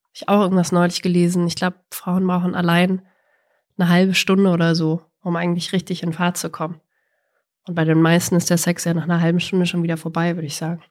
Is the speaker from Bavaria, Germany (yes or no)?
yes; Bavaria, Germany; mir als Bayerin